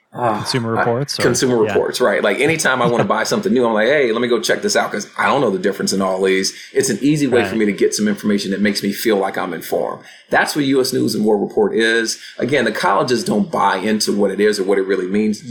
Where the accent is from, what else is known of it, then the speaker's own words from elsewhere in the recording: Chicago, Illinois, United States; moved away; I grew up very proudly on the south side of Chicago.